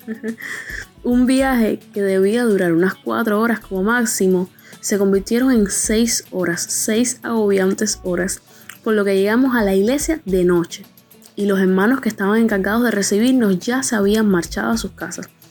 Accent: Cuba; Soy de Cuba

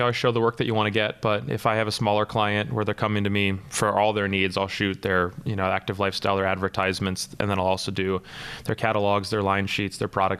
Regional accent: Treasure Island, Florida, United States; moved away as an adult; also born or lived in Detroit; now in New York, United States; So I'm originally from Florida, and that was the inspiration behind all this, because I grew up on a place called Treasure Island. That's a beach like a half mile long, pretty much born on a sailboat.

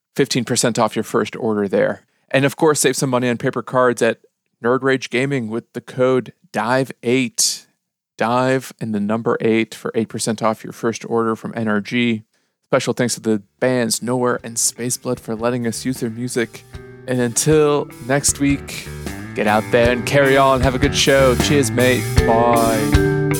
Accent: Chicago, Illinois, United States; moved away as an adult; now in United Kingdom; we said, "Chicago."

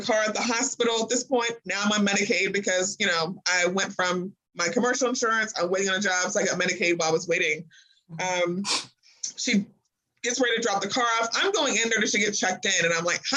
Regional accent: Springfield, Illinois, United States; moved away as an adult; now in Kentucky, United States; I'm not originally from Kentucky. I'm from Springfield, Illinois

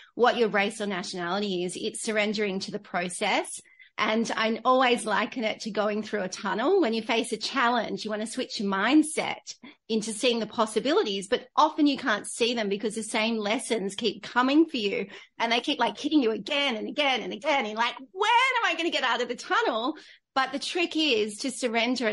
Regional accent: Australia; also born or lived in London; I came back into Australia

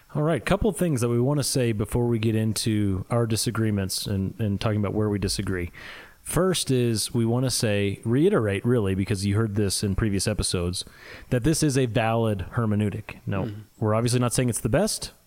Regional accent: Midwest, United States; accent: Midwest; my Midwest accent

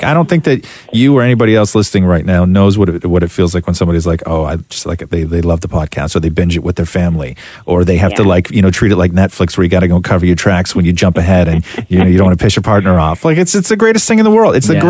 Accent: Canada; born there; I was born here in Canada and have only been able to meet my family in the UK a few times.

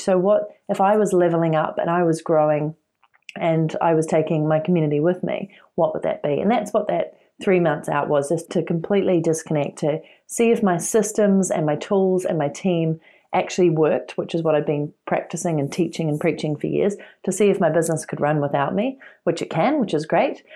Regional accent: New Zealand; moved away as an adult; I'm originally from New Zealand

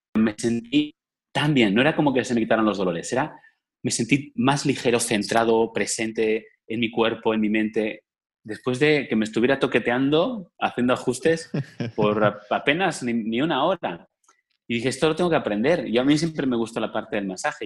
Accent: Spain; moved away as an adult; now in Cancún, Mexico; desde España, yo trabajaba, soy español

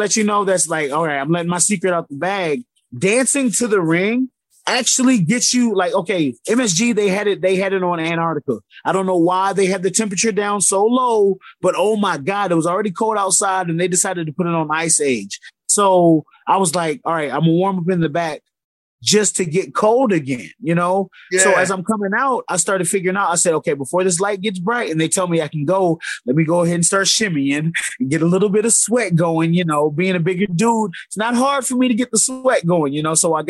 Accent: Georgia, United States; also born or lived in Spain / Colorado / Texas / Alabama; I'll claim Georgia is where I grew up. I was an Air Force brat, so born in Spain, actually. From Spain, about 4 or 5 years there. Went to Colorado, from Colorado to Texas to, I think, Alabama, and then to G

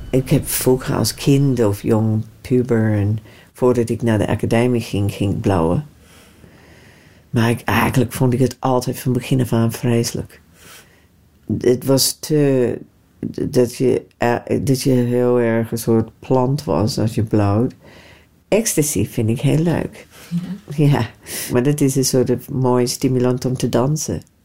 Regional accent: Australia; moved away; also born or lived in New Zealand; Nieuw-Zeeland. Maar ik ben opgegroeid in Australië

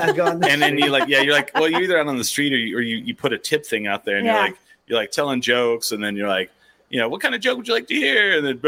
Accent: Eastern New Mexico, United States; moved away; I grew up in Eastern New Mexico.

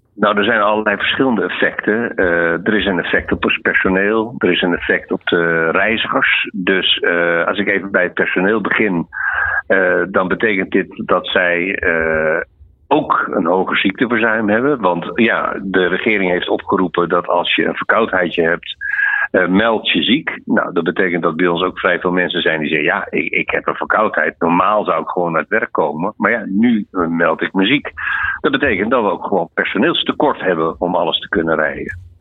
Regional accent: Netherlands; We zijn Nederlanders.

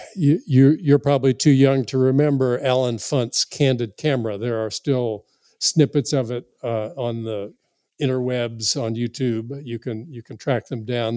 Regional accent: South Florida, United States; a young boy growing up in South Florida

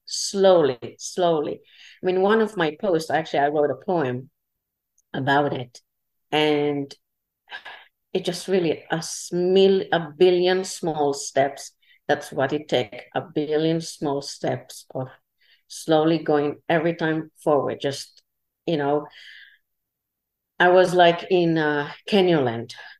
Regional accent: Israel; English is a second language; moved away; originally I'm from Israel

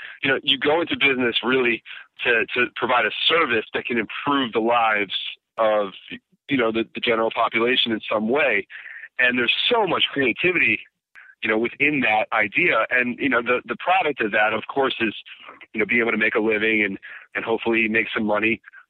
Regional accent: Baltimore, Maryland, United States; Yeah, Baltimore, born and raised.

